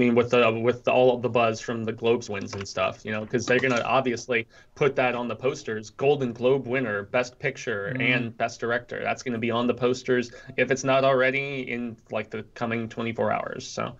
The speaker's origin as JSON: {"language": "English", "country": "France", "accent": "French", "second_language": "English", "said": "Can't you tell that I'm from France? Why do you think I talk in this extremely annoying accent?"}